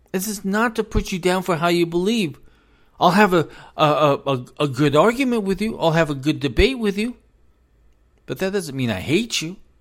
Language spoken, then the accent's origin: English; United States; I'm an American. I was born an American